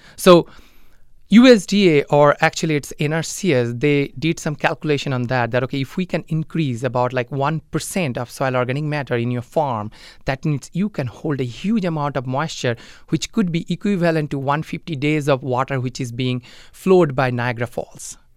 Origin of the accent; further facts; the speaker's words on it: India; moved away as an adult; now in Mankato, United States; I am originally from India and I'm originally from a, a small village back in India.